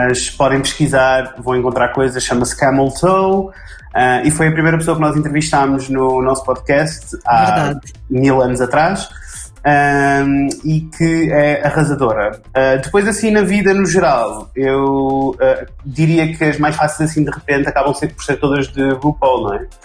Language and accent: Portuguese; Porto, Norte, Portugal; accent: Porto; o meu sotaque do Porto